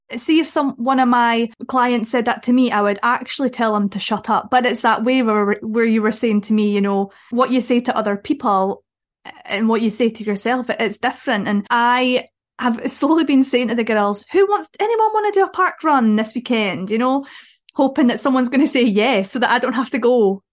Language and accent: English; Dumfries, Scotland, United Kingdom; I'm from Dumfries, we have a park run in Dumfries.